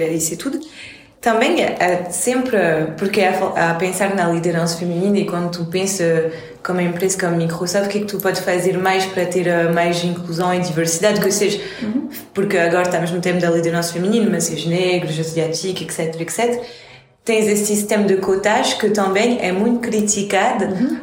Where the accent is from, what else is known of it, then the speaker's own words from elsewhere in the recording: Centro, Portugal; eu sou mais do centro e quando eu era mais jovem, 15, 16